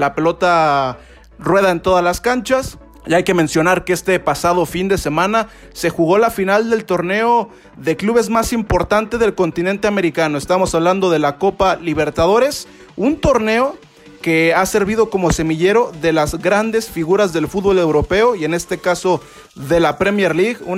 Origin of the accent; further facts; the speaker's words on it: Mexico; a nosotros como afición mexicana